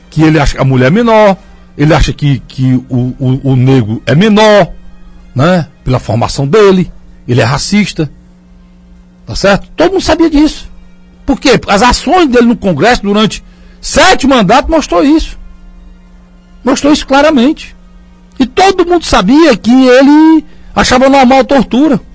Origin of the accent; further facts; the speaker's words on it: Northeast Brazil, Brazil; nós somos discriminados aqui, como nordestinos